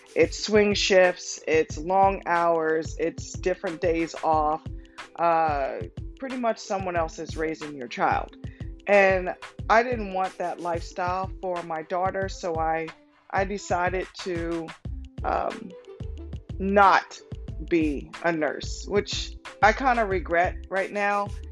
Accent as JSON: {"language": "English", "town": "Cambridge", "region": "Maryland", "country": "United States", "tie": "born or raised there", "also_born_or_lived": "Denton, Maryland", "said": "I grew up in Cambridge, Maryland"}